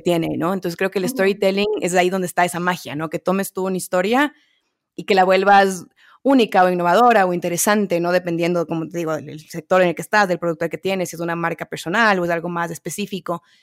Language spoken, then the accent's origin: Spanish; Quito, Pichincha, Ecuador; yo nacida y crecida en Quito, Ecuador